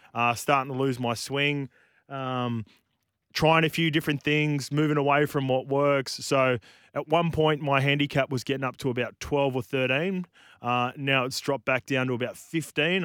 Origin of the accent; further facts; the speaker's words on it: New Zealand; as a Kiwi